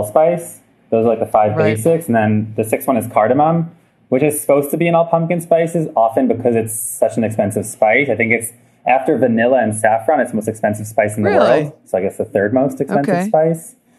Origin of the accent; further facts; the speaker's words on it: United States; moved away as an adult; now in Israel; I'm from the United States